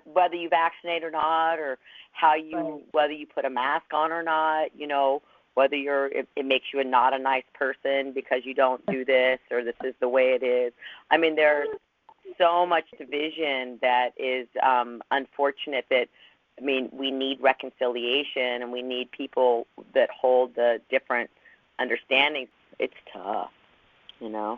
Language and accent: English; Los Angeles, California, United States; I came from Los Angeles